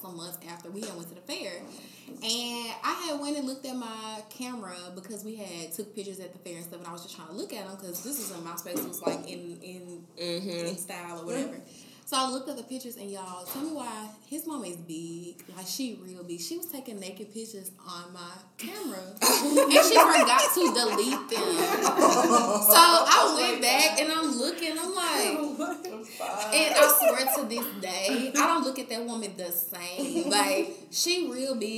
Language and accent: English; Memphis, Tennessee, United States; I'm from Memphis.